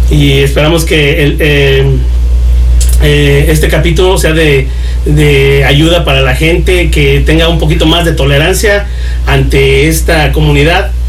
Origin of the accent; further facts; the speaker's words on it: Puebla, Mexico; moved away as an adult; Soy del estado de Puebla. De Puebla.